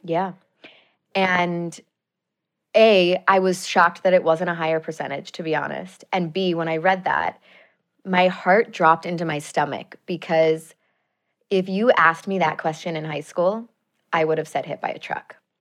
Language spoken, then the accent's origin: English; Chicago, Illinois, United States; moved away as an adult; also born or lived in Madison, Wisconsin; now in Los Angeles, United States; I grew up in Chicago.